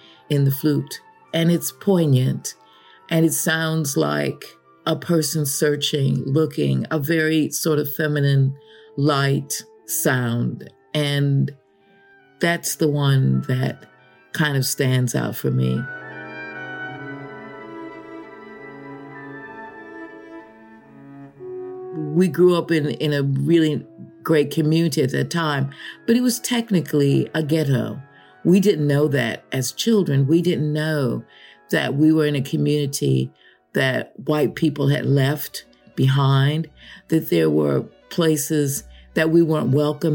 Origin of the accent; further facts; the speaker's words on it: Chicago, Illinois, United States; moved away; I grew up in Illinois, Chicago, which is the prairie, the Great Prairie